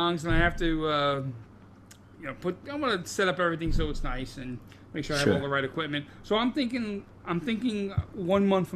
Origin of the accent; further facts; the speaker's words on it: New York City, New York, United States; my island